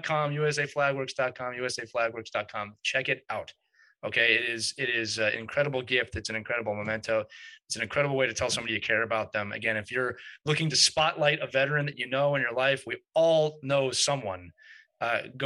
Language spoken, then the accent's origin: English; Philadelphia, Pennsylvania, United States; also born or lived in northern New Jersey; I'm from Philadelphia